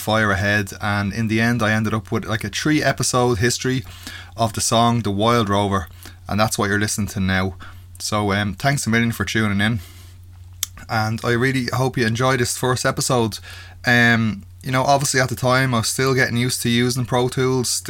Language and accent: English; Ireland; being Irish